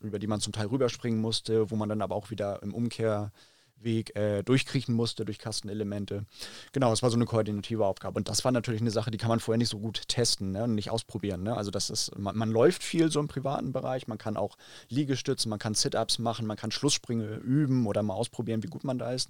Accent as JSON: {"language": "German", "region": "Hamburg", "country": "Germany", "tie": "born or raised there", "said": "Also ich bin ja Hamburger, in Hamburg geboren, in Hamburg groß geworden und aufgewachsen"}